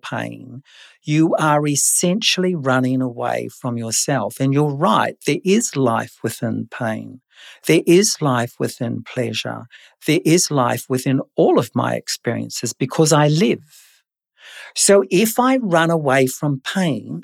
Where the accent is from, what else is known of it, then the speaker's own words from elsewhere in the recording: New Zealand; moved away; I was born in New Zealand, so this was my early childhood in New Zealand.